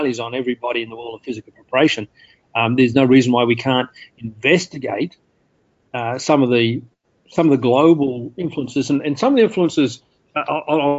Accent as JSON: {"language": "English", "country": "Australia", "said": "I'd say Australia"}